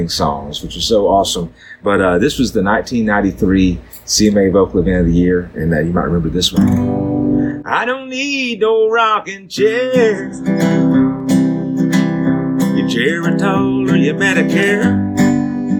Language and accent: English; Southeast Missouri, United States; moved away; also born or lived in Nashville; growing up in Southeast Missouri, it was in a very musical family